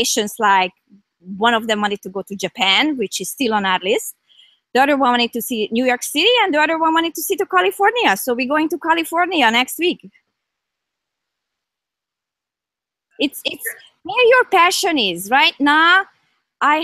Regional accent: Hungary; also born or lived in Toronto area, Canada; now in Canada; I'm from Hungary. So my roots are here

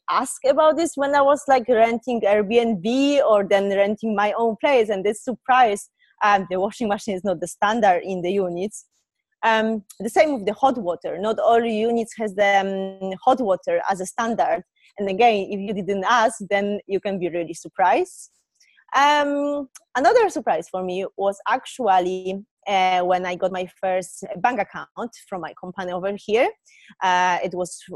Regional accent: Poland

